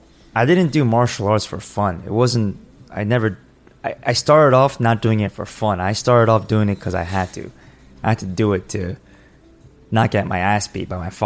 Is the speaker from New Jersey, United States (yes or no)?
yes; Clifton, New Jersey, United States; I grew up in Clifton.